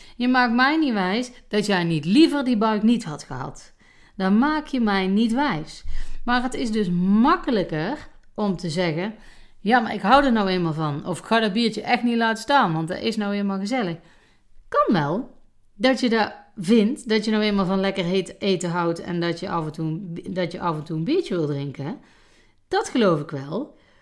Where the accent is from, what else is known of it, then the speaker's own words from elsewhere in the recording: North Brabant, Netherlands; bij ons in Brabant